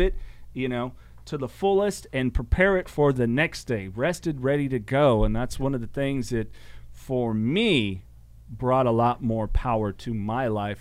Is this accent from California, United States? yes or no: yes; Salinas, California, United States; where I grew up, I was born in Salinas, California